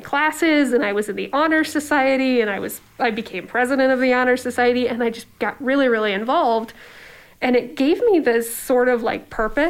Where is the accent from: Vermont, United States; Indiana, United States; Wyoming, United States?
Indiana, United States; Warsaw; also born or lived in Ohio; I grew up in a little town in Ohio, very, very small, and moved to Indiana when I was in grade school. I kind of lived in that town until I graduated high school.